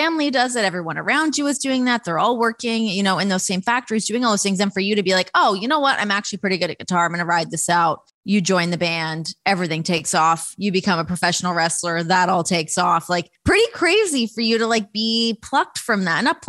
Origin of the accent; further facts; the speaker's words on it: Toronto, Ontario, Canada; from Toronto